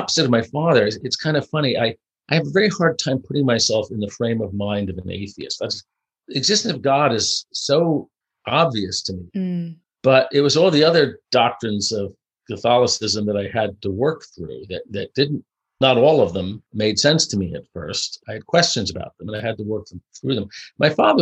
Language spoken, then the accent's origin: English; New York City, New York, United States; I grew up in New York City